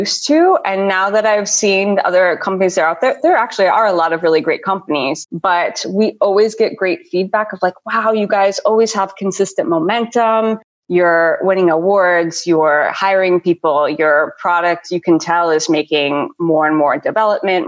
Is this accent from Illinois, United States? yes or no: yes; Chicago, Illinois, United States; moved away as an adult; also born or lived in Los Angeles, United States; now in Vienna, Austria; I'm an American. I'm originally from the Chicago area